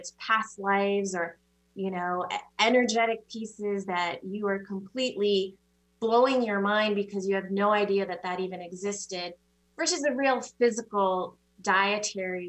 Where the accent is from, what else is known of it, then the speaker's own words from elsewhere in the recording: East Coast, United States; I grew up on the East Coast